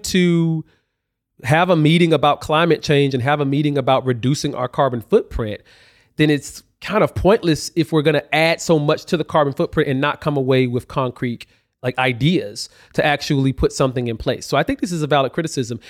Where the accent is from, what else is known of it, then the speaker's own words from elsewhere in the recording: Alabama, United States; I grew up in Alabama